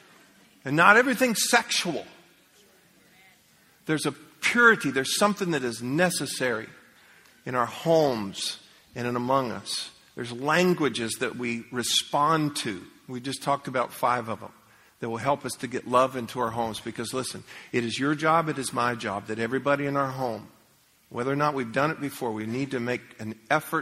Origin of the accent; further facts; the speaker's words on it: United States; I grew up in America, and we used to pray.